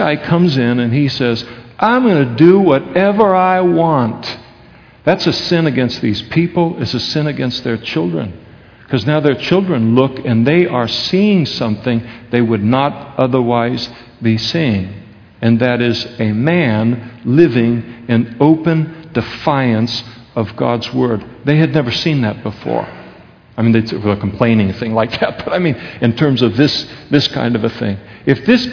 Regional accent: Napa, California, United States; The United States of America, where we grew up in Napa, California

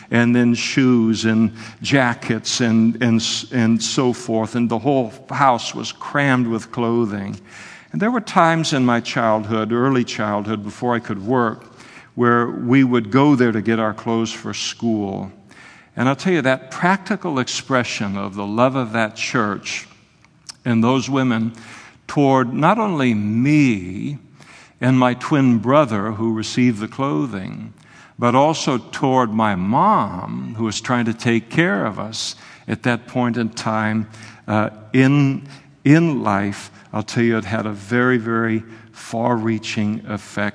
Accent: Napa, California, United States; When I was a kid growing up in Napa

